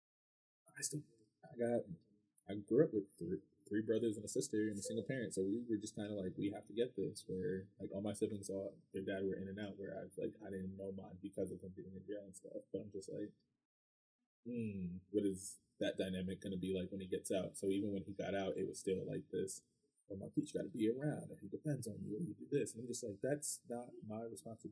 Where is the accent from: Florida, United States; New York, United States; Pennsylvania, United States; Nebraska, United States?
Pennsylvania, United States; Reading; growing up in Reading, I had no choice but to be immersed in Spanish culture